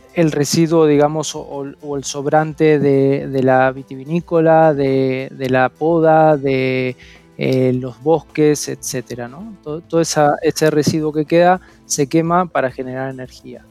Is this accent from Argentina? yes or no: yes; Mendoza, Argentina; moved away as an adult; now in Spain; soy argentino, soy de, la provincia de Mendoza eh, y bueno, hace ya un año que estoy acá en, España